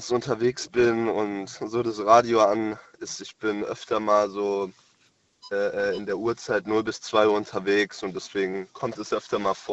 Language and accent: German; Frankfurt, Hesse, Germany; Äh, aus Frankfurt.